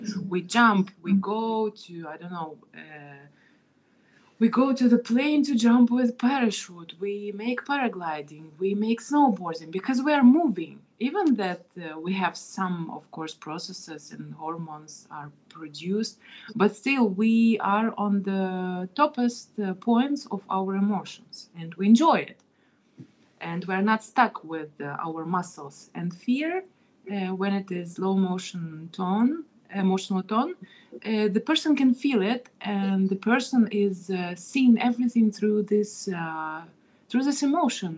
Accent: Kazakhstan; I was born in Kazakhstan

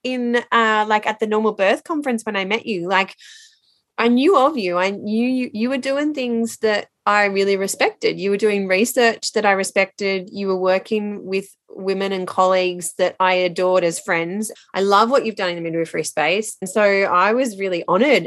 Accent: Londonderry, New South Wales, Australia; now in Queensland, Australia; I grew up in Londonderry between Richmond and Penrith. But now I'm up in sunny, rainy coast Queensland.

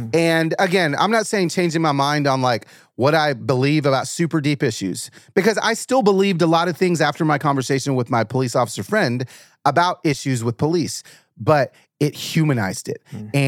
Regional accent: Atlanta, Georgia, United States; also born or lived in Los Angeles; But when I was growing up in Atlanta, cause I was born in LA, moved to Atlanta.

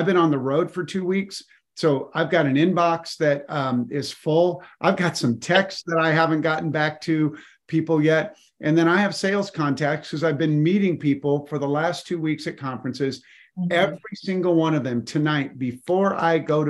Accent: Colorado, United States; I grew up in Colorado, and during my childhood, they dug the Eisenhower Tunnel

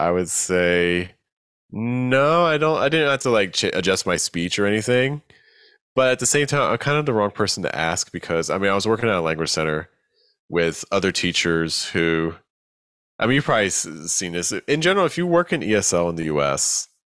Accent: Brooklyn, New York, United States; You know, I grew up in Brooklyn.

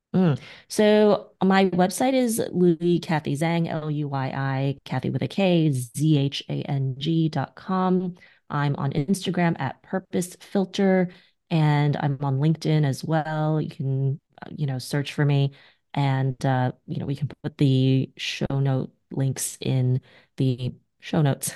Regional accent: New York City, New York, United States; I'm a New Yorker

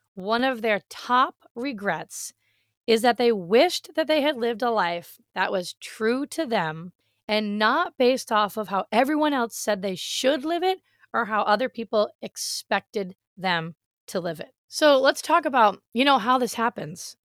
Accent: Massachusetts, United States; moved away as an adult; also born or lived in Rhode Island; now in Florida, United States; I was born in Rhode Island, I grew up in Massachusetts, and I lived there for 35 years of my life

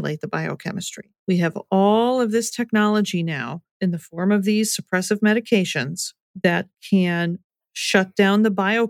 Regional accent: United States; I was raised in the American culture

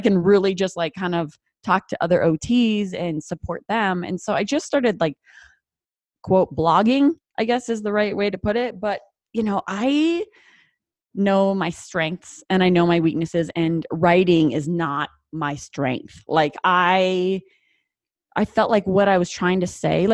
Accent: North Dakota, United States; accent: North Dakota; My North Dakota accent comes out

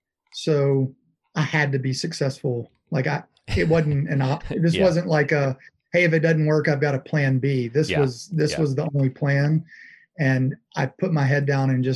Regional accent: Nashville, Tennessee, United States; also born or lived in Louisiana; moved back to Nashville. I'm originally from Nashville.

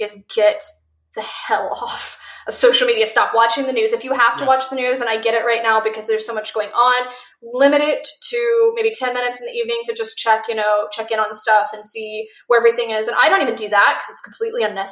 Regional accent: Missouri, United States; now in Arizona, United States; I grew up in Missouri and I'm now in Arizona

